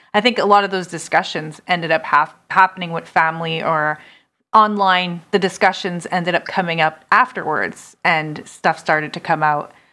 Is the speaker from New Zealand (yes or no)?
no; Canada; I'm a Canadian